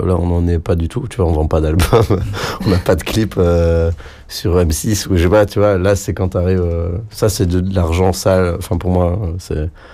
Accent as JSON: {"language": "French", "region": "south of France", "country": "France", "moved": "yes", "lives_now": "Brussels, Belgium", "said": "je viens du sud de la France mes grands-parents parlent catalan"}